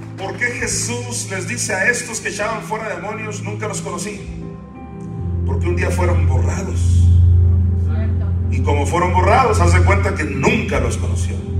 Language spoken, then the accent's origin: Spanish; Sinaloa, Mexico; yo nací en Sinaloa